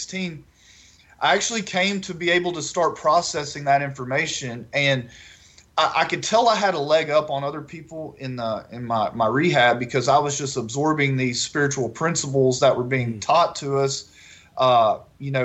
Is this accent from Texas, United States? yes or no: yes; Northeast Texas, United States; moved away as an adult; now in Baton Rouge, United States; I grew up in Northeast Texas.